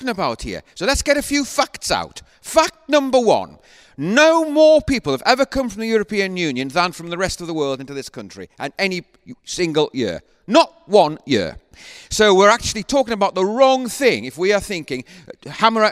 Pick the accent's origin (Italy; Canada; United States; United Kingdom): United Kingdom; Northumberland, North East England; I was born in Northumberland.